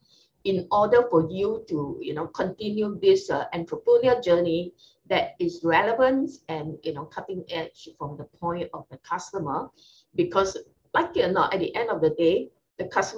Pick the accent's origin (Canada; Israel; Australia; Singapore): Singapore; Being a Singaporean